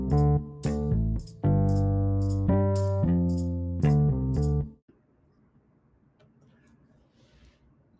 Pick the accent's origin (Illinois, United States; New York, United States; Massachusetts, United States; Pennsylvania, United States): New York, United States; Syracuse; moved away as an adult; I was born and raised in Syracuse, New York, in a very traditional family unit